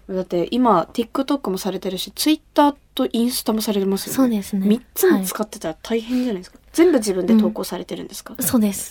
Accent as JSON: {"language": "Japanese", "region": "Kumamoto", "country": "Japan", "tie": "born or raised there", "said": "私が生まれ育った熊本"}